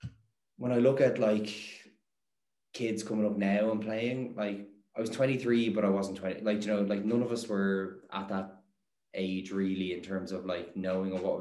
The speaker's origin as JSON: {"language": "English", "country": "Ireland", "also_born_or_lived": "Netherlands", "said": "in Ireland we"}